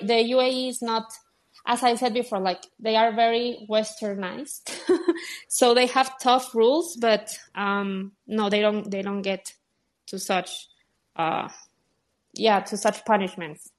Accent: Guadalajara, Jalisco, Mexico; moved away as an adult; also born or lived in Dubai; now in Mexico City, Mexico; in Mexico, in Guadalajara, my hometown

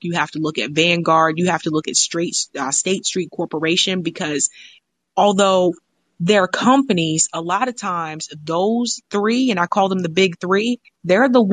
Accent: United States; I was born in America

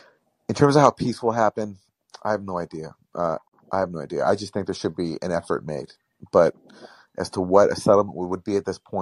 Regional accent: Canada; Aside from us being Canadian, I don't.

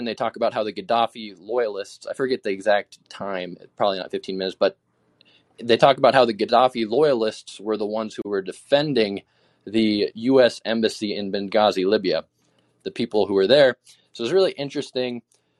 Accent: Alaska, United States; also born or lived in Idaho; especially where I'm from Alaska and Idaho. And so in Alaska, most people are independent

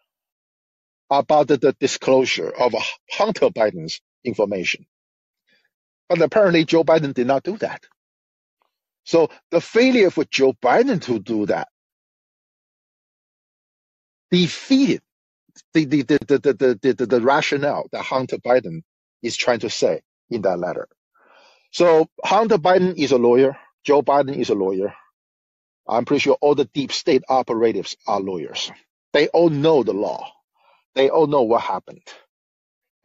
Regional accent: China; now in United States; I grew up near Vietnam in China

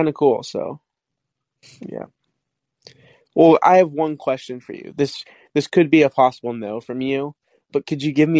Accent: Oklahoma, United States; now in Ohio, United States; I was born in Ohio, and I moved to Oklahoma when I was 4 because that's where my dad lived. And then now I'm back in Ohio.

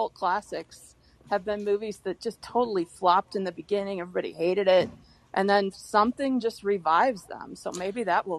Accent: Michigan, United States; I'm from Michigan

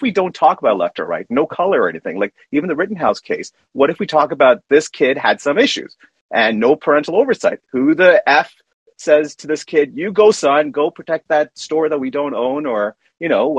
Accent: Canada; I'm a Canadian

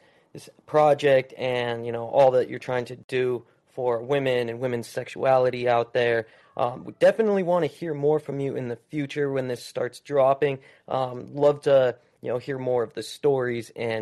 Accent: United States; growing up in the States

